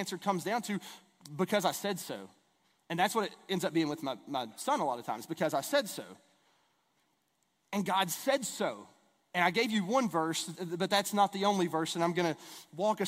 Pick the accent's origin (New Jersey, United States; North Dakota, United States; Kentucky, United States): Kentucky, United States; East; I grew up in East Kentucky